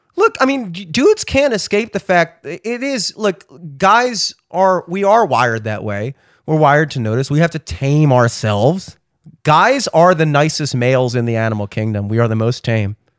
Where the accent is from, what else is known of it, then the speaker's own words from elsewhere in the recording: Towson, Maryland, United States; I'm fucking from Towson